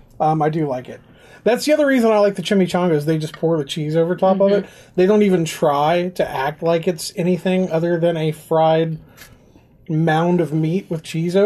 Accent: United States; Of course I got them fried because I'm American.

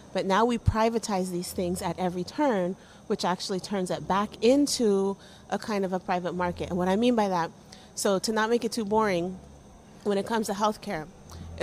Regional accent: Ohio, United States; now in Massachusetts, United States; I grew up in Ohio, and I had to move a lot

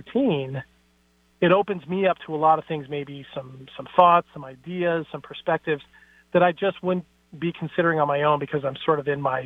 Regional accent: Seattle, Washington, United States; I'm from Seattle. That's not a conservative town.

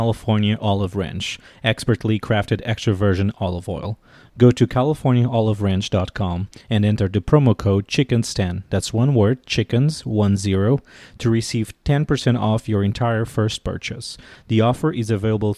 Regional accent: Portugal; moved away as an adult; now in Washington, D.C., United States

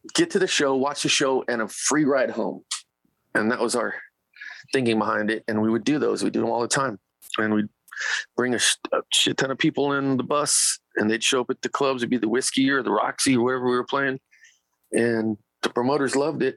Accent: Bakersfield, California, United States; it's my hometown

